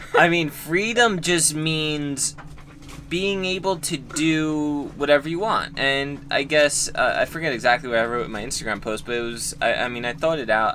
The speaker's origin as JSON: {"language": "English", "country": "United States", "said": "we're lucky to be an American and be free as Americans are"}